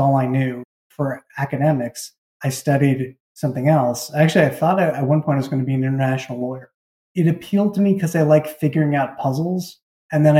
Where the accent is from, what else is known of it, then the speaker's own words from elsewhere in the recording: Boston, Massachusetts, United States; I grew up in Boston as the child of two parents who happened to be painters